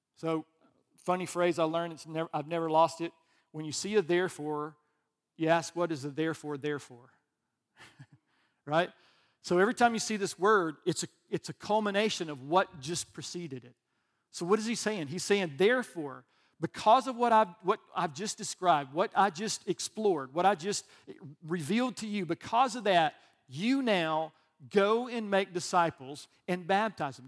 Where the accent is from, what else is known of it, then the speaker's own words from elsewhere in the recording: Alabama, United States; I'm from Alabama